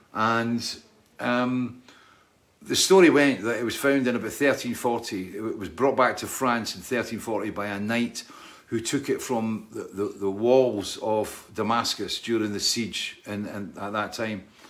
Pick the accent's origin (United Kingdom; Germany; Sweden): United Kingdom; Scotland; I'm Scottish